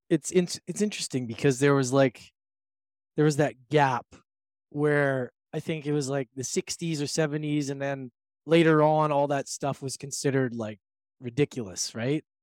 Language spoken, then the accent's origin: English; Edmonton, Alberta, Canada; moved away; also born or lived in Victoria / Vancouver; I was born and raised in Edmonton